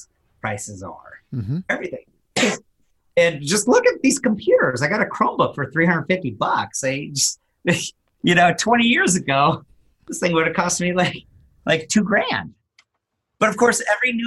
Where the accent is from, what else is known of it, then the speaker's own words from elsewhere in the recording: Silicon Valley, California, United States; I grew up in the Silicon Valley in California